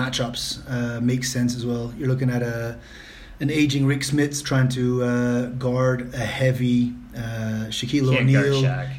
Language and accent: English; Belgium; English is a second language; moved away; I grew up playing basketball, point guard. Obviously, my size determined that more than anything else in Belgium. So I'll already apologize beforehand for my accent.